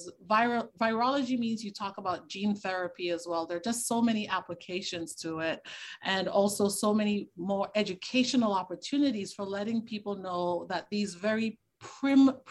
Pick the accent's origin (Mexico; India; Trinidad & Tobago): Trinidad & Tobago; Tobago; I grew up in the Caribbean. I'm from Trinidad and Tobago. I'm actually from the smaller island, Tobago